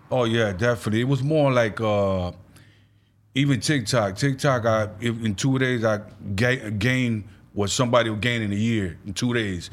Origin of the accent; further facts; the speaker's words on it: New York, United States; I'm from New York, East Coast